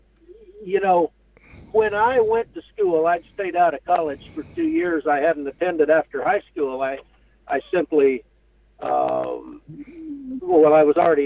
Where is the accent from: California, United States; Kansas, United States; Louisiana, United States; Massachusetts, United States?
Kansas, United States; Western; I grew up in Western Kansas.